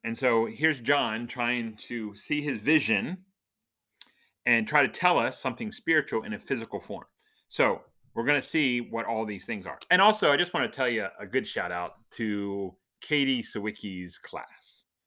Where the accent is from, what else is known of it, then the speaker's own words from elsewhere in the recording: Dover, Delaware, United States; I was born in Delaware, Dover, Delaware, to be specific